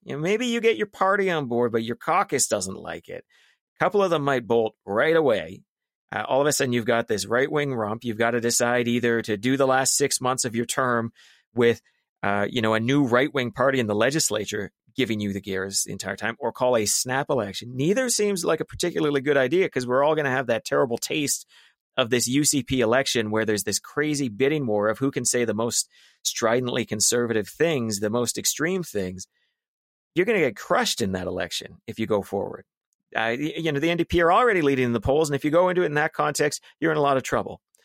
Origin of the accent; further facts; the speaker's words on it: Calgary, Alberta, Canada; I grew up in South Calgary.